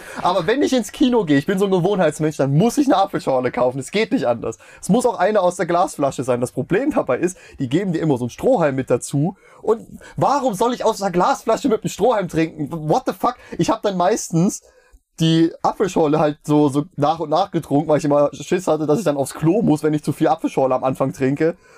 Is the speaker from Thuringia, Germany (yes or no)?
yes; Meiningen, Thuringia, Germany; moved away as an adult; now in Schmalkalden, Germany; in meiner Heimat ist, ähm, Casino-Lichtspiele Meiningen